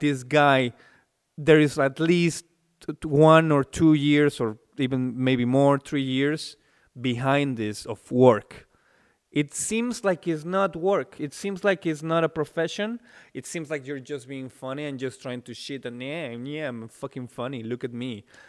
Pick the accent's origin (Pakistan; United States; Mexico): Mexico; English is a second language; moved away as an adult; also born or lived in Vienna, Austria; now in Czech Republic; I'm from Mexico